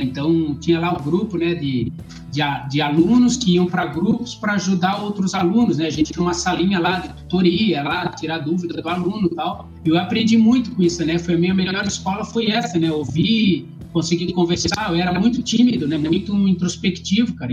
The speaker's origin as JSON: {"language": "Portuguese", "town": "Florianópolis", "region": "Santa Catarina", "country": "Brazil", "said": "eu sou manezinho"}